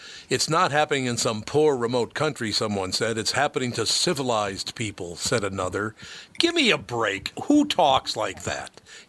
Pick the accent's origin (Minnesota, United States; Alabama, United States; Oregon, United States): Minnesota, United States; Minneapolis; One thing I will tell you about growing up in North Minneapolis, I never saw the strife in North Minneapolis that apparently everybody else in the world saw.